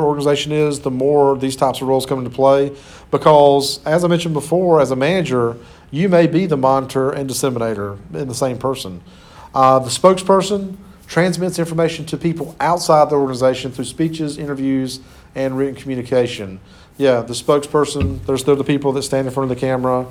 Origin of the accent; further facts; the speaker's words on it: Clinton, United States; moved away; I'm originally from Clinton